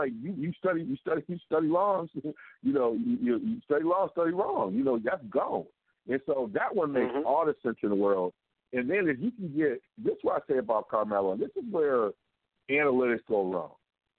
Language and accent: English; Ann Arbor, Michigan, United States; I'm from Ann Arbor.